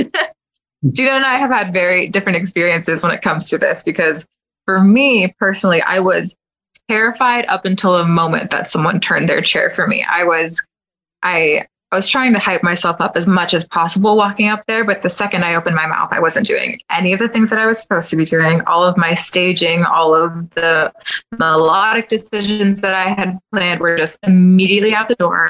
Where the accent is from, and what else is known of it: Kissimmee, Florida, United States; born or raised there; now in Windermere, United States